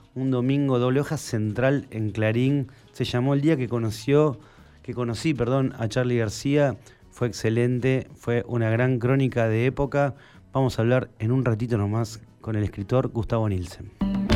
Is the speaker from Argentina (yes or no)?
yes; Castelar, Buenos Aires Province, Argentina; yo soy de Castelar, de acá nomás. Castelar es acá unos pasos, estamos en el oeste del conurbano bonaerense.